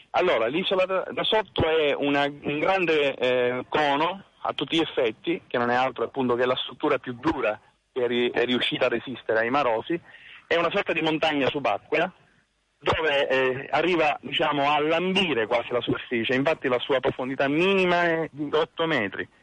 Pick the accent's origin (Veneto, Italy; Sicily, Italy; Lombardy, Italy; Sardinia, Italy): Sicily, Italy; sono siciliano